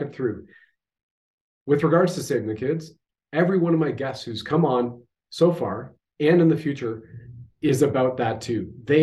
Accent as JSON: {"language": "English", "country": "Canada"}